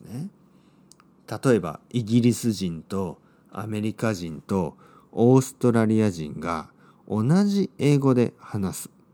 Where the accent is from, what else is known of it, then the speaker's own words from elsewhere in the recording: Oita, Japan; accent: Oita dialect; 僕の出身の大分大分弁